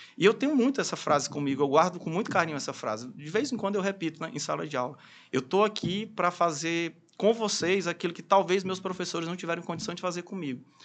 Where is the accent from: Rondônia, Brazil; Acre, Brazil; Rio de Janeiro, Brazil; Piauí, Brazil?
Piauí, Brazil; Teresina; also born or lived in Fortaleza; sou teresinense, estudei minha vida praticamente toda aqui em Teresina